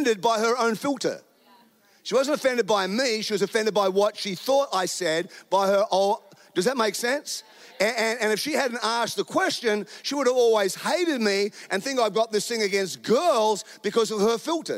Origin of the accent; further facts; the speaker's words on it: Australia; now in United States; I'm an Australian. I live in America.